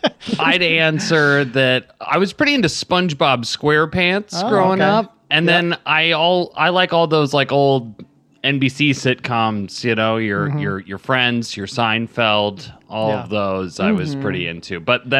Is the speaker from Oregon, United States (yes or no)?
yes; Portland, Oregon, United States; moved away; We moved to Portland, Oregon. I'm from here originally